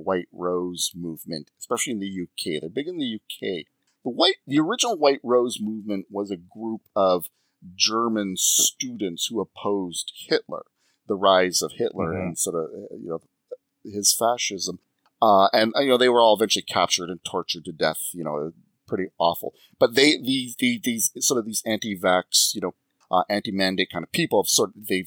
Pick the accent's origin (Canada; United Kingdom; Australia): Canada; I'm Canadian